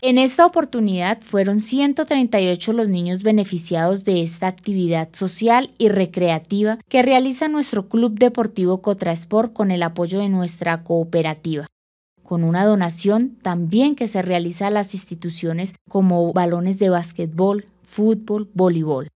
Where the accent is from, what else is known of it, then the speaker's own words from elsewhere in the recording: Colombia; nuestro país